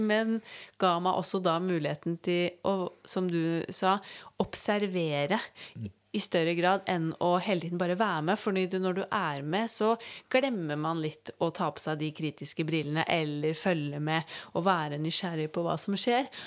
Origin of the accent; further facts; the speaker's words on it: Norway; her hjemme i Norge